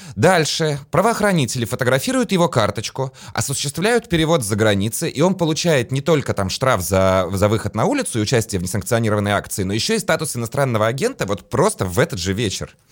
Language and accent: Russian; Latvia; я сам из Латвии